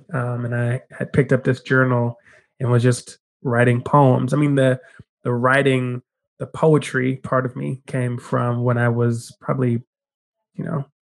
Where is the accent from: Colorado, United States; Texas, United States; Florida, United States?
Colorado, United States; Denver; moved away as an adult; now in California, United States; So I'm originally from Denver, Colorado, born and raised Denver native.